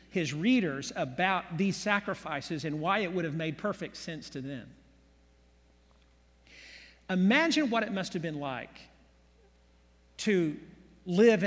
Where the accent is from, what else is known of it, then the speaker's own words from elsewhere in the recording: Oklahoma City, Oklahoma, United States; I was born here in Oklahoma City back in 1960, grew up in the 60s, 70s in Oklahoma City